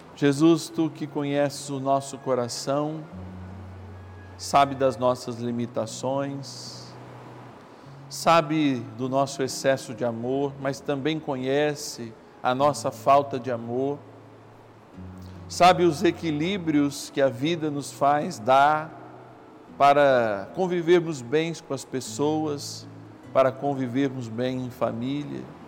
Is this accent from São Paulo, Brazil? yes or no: yes; São Paulo, Brazil; eu sou paulistano